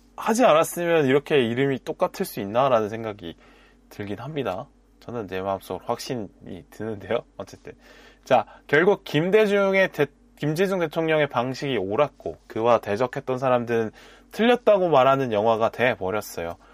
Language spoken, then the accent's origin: Korean; Busan, South Korea; now in Seoul, South Korea; 저의 경우에 부모님이 경남 출신이고 또 부산에서 자랐기 때문에